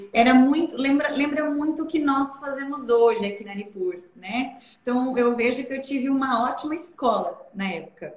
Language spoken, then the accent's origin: Portuguese; Aurora, Santa Catarina, Brazil; eu nasci em Aurora, moro até hoje lá, é, e fui agricultora até os 16 anos de idade